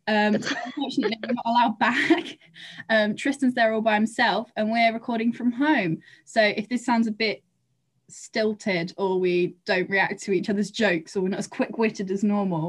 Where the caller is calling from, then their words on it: Guildford, South East England, United Kingdom; also born or lived in London; I'm calling from my parents' house in Guildford.